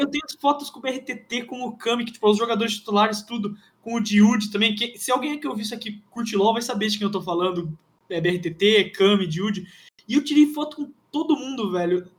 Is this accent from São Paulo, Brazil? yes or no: yes; Campinas, São Paulo, Brazil; eu sou, sou de Campinas